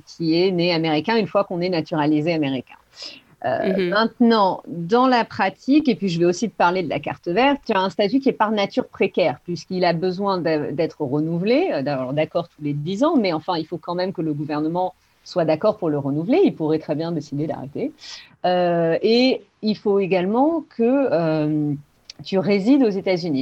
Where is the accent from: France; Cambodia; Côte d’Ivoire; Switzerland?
France; Podensac, Nouvelle-Aquitaine; moved away as an adult; also born or lived in Los Angeles, United States / Spain; now in Santa Barbara, United States; je viens d'un petit village qui s'appelle Podensac, dans le sud-ouest de la France